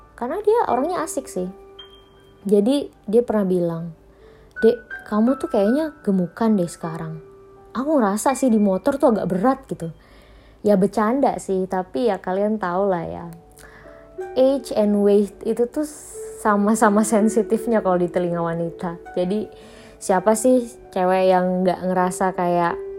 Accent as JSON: {"language": "Indonesian", "town": "Palembang", "region": "South Sumatra", "country": "Indonesia", "moved": "yes", "lives_now": "Jakarta, Indonesia", "said": "tempat asalku di Palembang"}